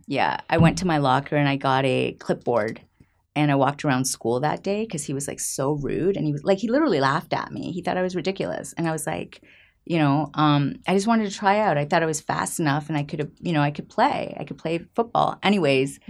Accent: just outside of Toronto, Ontario, Canada; also born or lived in Puebla, Mexico; I was born in Mexico, in the state of Puebla, and my mom remarried, and she remarried a French-Canadian. So, we moved to Canada when I was five, oh, Canada. And, um, I grew up in Canada, just outside of Toronto

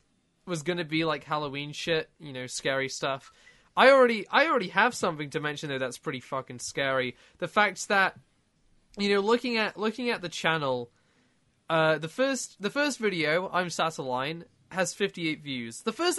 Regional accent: United Kingdom; What can I say? I'm British.

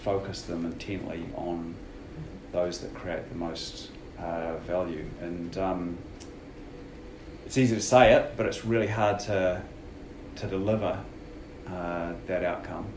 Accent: New Zealand; moved away as an adult; also born or lived in United States; I was a Kiwi coming home.

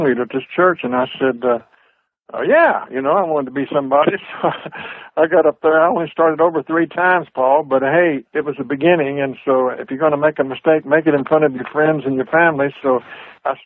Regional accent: Joshua, Texas, United States; also born or lived in Fort Worth, Texas; I was born in and around Fort Worth, Texas, which is just to the west of Dallas, and in a small town called Joshua

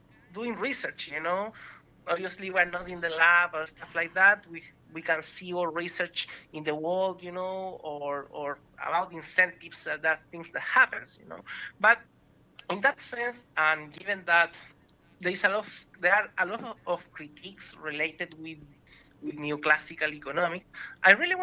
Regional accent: Chile; moved away as an adult; now in Vancouver, Canada; I came from Chile

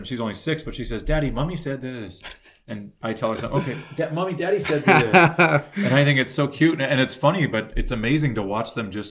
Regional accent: Thunder Bay, Ontario, Canada; moved away as an adult; like my friends from growing up in Thunder Bay, they're all over the country.

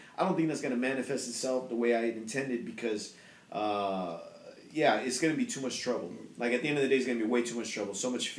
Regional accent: Chowchilla, California, United States; now in Merced, United States; I grew up in Chowchilla

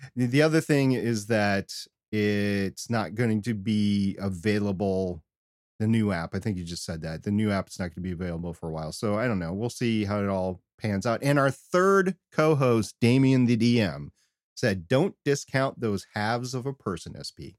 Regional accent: United States; all of us Americans

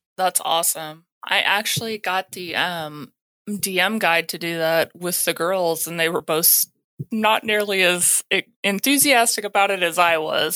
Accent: Texas, United States; I'm from Texas

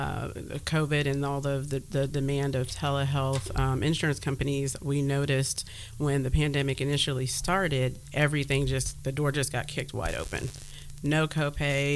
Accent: Louisville, Kentucky, United States; moved away as an adult; now in Columbus, United States; I'm actually from Louisville.

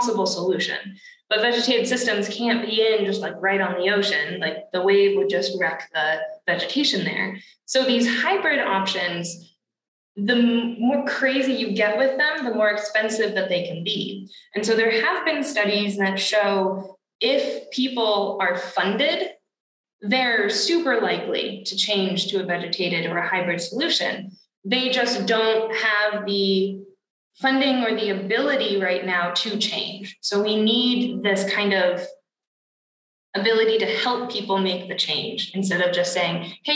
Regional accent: Massachusetts, United States; I come from Massachusetts

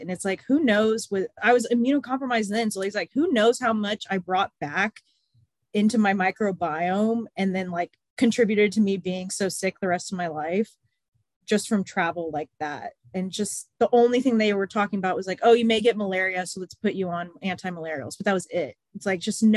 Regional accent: San Antonio, Texas, United States; also born or lived in College Station, Texas; I've only lived here and College Station when I went to Texas A&M.

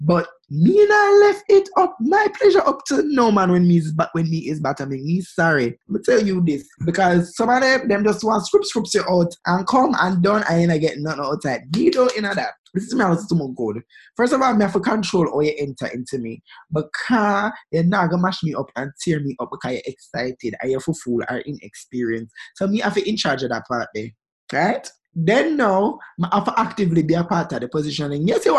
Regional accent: Pakistan; Girl, stop. I'm from Pakistan.

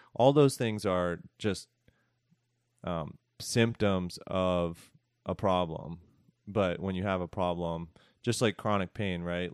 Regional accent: Philadelphia, Pennsylvania, United States; also born or lived in San Francisco; now in Asheville, United States; I grew up in Northeast Philadelphia

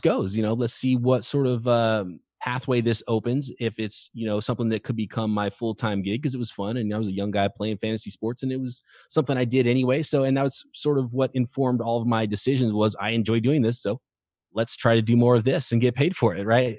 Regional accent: Visalia, California, United States; Growing up in Central California, a town called Visalia, California

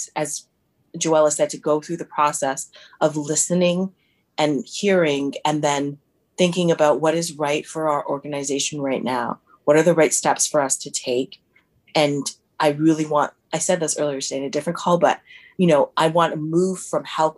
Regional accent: Toronto, Ontario, Canada; also born or lived in Windsor; I was born in Toronto, but I grew up mainly in Rexdale

